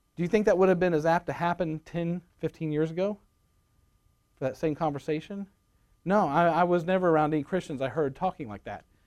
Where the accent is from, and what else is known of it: Rogers, Arkansas, United States